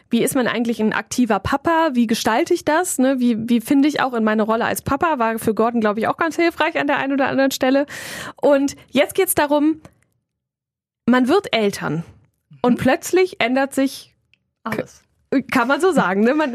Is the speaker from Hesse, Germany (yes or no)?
no; Kempen, North Rhine-Westphalia, Germany; Genau, ich komme aus Kempen.